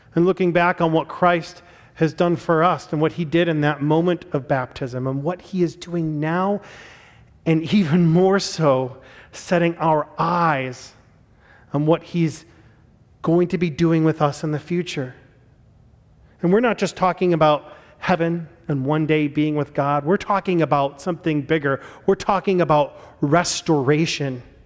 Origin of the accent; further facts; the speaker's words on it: Chicago, Illinois, United States; I was born in Chicago and I was born in nineteen eighty-five